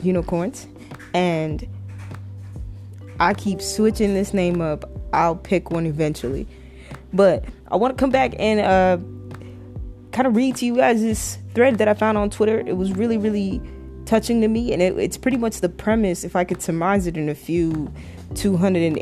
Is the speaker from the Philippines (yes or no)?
no; Toronto, Ontario, Canada; I was raised in Toronto, Canada.